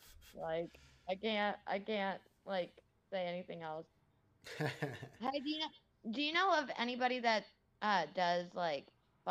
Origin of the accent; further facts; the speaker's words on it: Mesa, Arizona, United States; I'm from Mesa, actually.